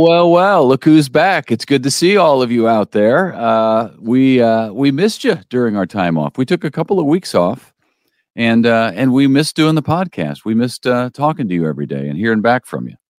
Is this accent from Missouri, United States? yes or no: yes; St. Louis, Missouri, United States; also born or lived in Las Vegas; now in Springfield, United States; I'm from the Saint Louis area